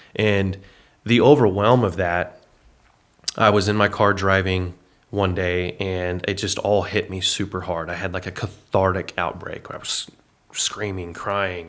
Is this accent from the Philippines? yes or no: no; Paris, Texas, United States; also born or lived in Indiana / Oklahoma City / Arlington, Texas; I was raised in Paris, Texas, from two thousand one to two thousand seven, or nineteen ninety-nine to two thousand seven as a boy